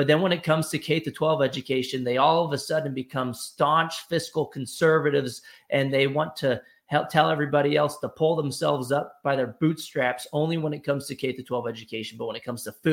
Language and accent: English; Texas, United States; In Texas, in my home state